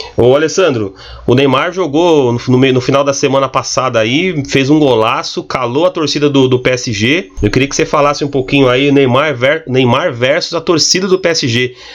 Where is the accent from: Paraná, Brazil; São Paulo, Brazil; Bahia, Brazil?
São Paulo, Brazil; Barueri; eu que sou aqui da cidade de Barueri